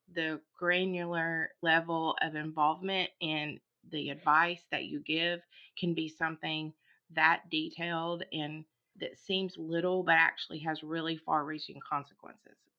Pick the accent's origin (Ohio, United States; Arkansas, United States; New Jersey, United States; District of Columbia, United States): Arkansas, United States; Sherwood; I grew up in Sherwood, North Little Rock